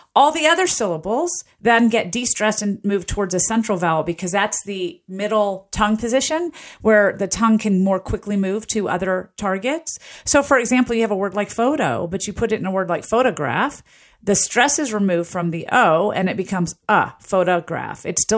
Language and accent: English; Southern US, United States; I grew up in the South, and we would say police, police.